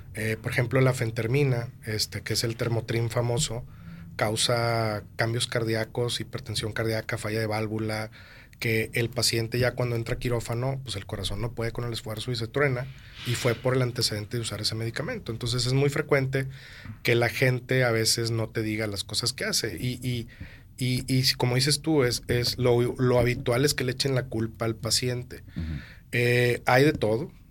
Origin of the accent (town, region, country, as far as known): Monterrey, Nuevo León, Mexico; also born or lived in Mexico City